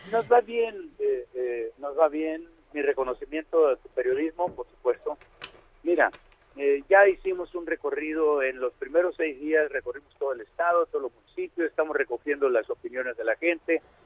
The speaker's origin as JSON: {"language": "Spanish", "town": "Badiraguato", "region": "Sinaloa", "country": "Mexico", "also_born_or_lived": "Culiacán", "said": "Soy de Badiraguato"}